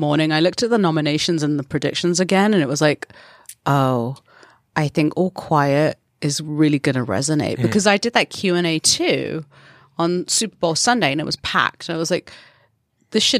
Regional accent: London, United Kingdom; growing up in London

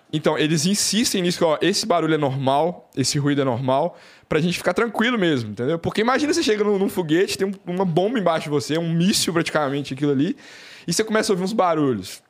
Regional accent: Belo Horizonte, Minas Gerais, Brazil; Eu, eu sou de, de BH, então eu ficava jogando bola na rua

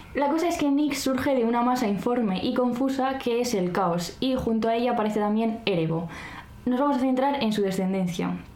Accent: Arnedillo, La Rioja, Spain; yo soy de Arnedilla, entonces soy ratón de campo

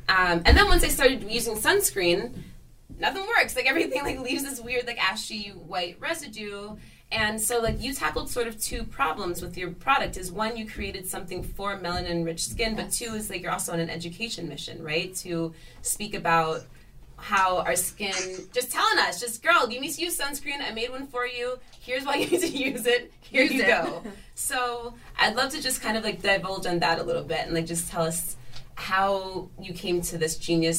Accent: United States; I grew up on the Delaware River, and so we were always in the sun. I grew up in the country, girl. We were always in the sun.

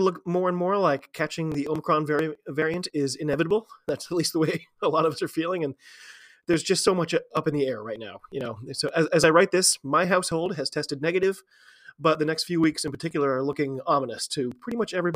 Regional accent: United States; I'm an American

